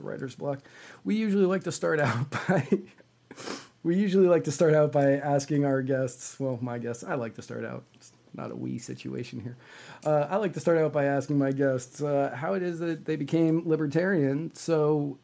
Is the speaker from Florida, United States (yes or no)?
no; Virginia, United States; I grew up in Virginia. I grew up in Virginia